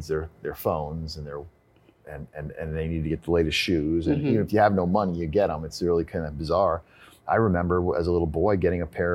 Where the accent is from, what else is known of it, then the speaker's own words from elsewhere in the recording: State College, Pennsylvania, United States; moved away as an adult; also born or lived in Ithaca, New York; Growing up in State College, Pennsylvania